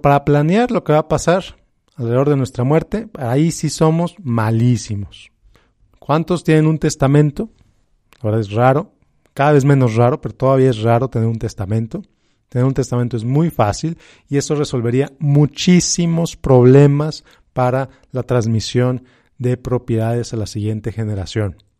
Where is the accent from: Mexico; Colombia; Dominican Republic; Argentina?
Mexico; como hispanos, como mexicanos, como latinos